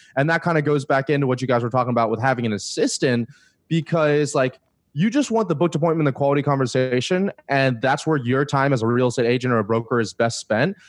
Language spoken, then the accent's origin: English; Florida, United States; moved away; I'm from Florida originally